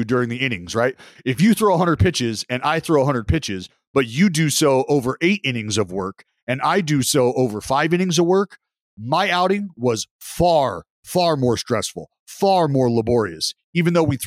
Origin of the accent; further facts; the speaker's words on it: United States; as an American going over there for the first time